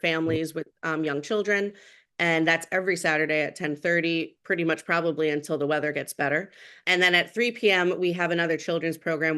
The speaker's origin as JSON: {"language": "English", "town": "Shirley", "region": "New York", "country": "United States", "tie": "born or raised there", "said": "I grew up near Longwood Library"}